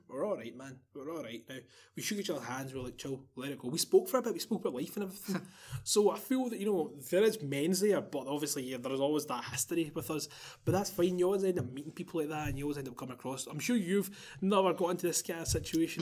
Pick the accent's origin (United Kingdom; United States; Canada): United Kingdom; Glasgow, Scotland